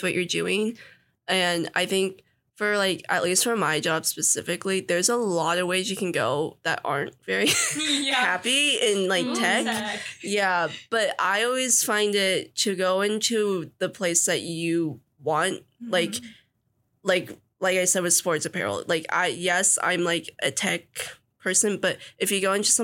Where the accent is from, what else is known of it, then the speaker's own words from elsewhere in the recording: Portland, Oregon, United States; also born or lived in Seattle; I used to live in Seattle for a few years, and I'm from Portland